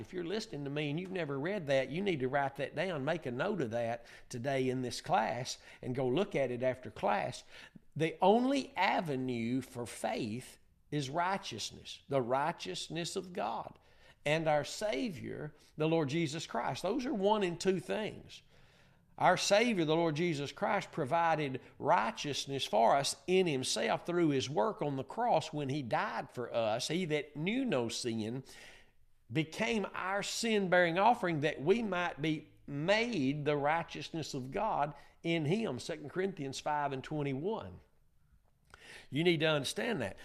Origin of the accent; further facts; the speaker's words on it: Northeast Texas, United States; I'm from Northeast Texas